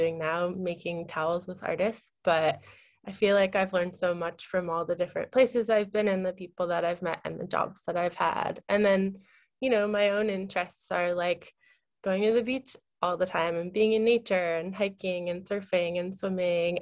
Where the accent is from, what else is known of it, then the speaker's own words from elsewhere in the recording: Marin, Bay Area, California, United States; also born or lived in San Diego / New York; So most of my childhood was spent up in the Bay Area in Marin. And then I went to high school in San Diego.